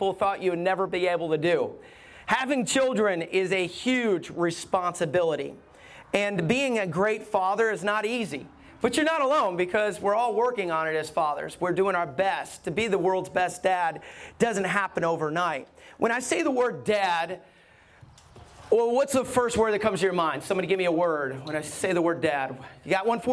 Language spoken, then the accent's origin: English; Alabama, United States; I grew up in Alabama